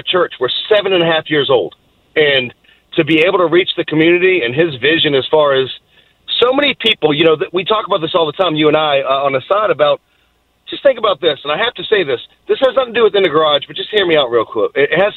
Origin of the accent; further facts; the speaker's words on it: Boston, Massachusetts, United States; also born or lived in Virginia; now in Tennessee, United States; I grew up in Boston, and then I've lived in Virginia since like 86, and now I'm in Tennessee